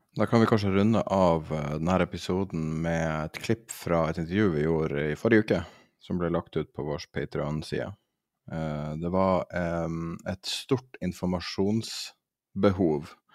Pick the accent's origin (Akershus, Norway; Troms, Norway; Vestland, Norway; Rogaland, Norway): Troms, Norway; Tromsø; der jeg er fra, i Tromsø og i Finnmark